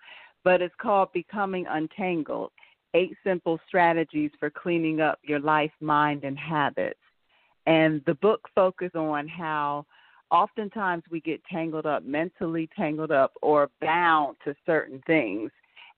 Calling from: North Carolina, United States; Hi, Dean and Marc. … I'm calling from North Carolina.

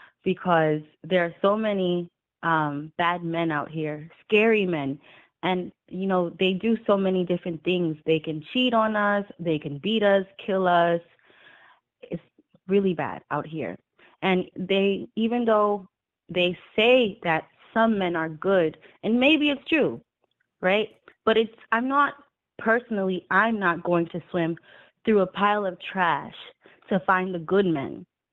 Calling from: Massachusetts, United States; I'm calling from Massachusetts.

